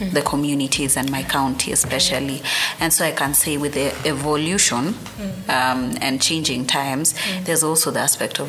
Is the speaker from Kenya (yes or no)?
yes; Kalenjin, Kenya; I also come from the Kalenjin community.